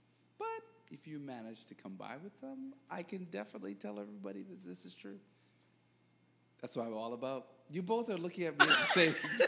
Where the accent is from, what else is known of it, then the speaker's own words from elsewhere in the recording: Canada; all of us have something in common because we're black people. We're Canadian. We have West Indian descent, or Caribbean descent.